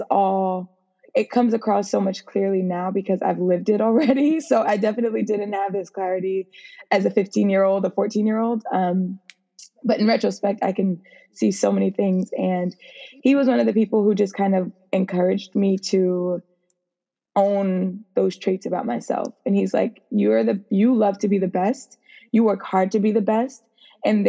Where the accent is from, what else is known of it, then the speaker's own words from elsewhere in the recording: New York, United States; I was originally from New York